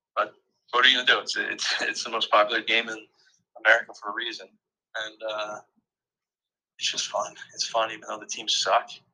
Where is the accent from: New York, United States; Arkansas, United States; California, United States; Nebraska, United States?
New York, United States; I'm from New York